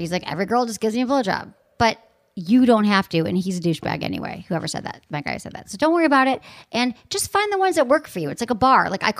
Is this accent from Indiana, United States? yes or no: no; Michigan, United States; accent: Michigan; So my Michigan accent comes out.